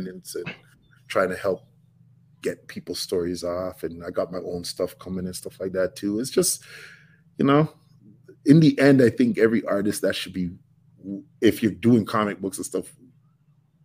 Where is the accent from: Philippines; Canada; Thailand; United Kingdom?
Canada; Toronto, Ontario